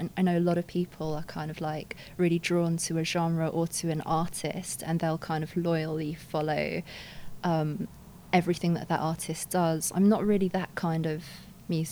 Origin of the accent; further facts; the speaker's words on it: London, United Kingdom; I grew up a mixture of places. It's all in London, but first I lived in Kensington, then I lived in North London for the 10 years